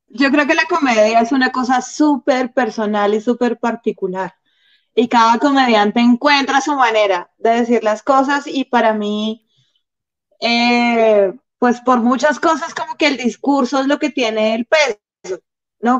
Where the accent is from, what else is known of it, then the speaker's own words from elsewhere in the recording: Bogotá, Colombia; yo soy Rola, rola de papá rolos, abuelos rolos, bisabuelos rolos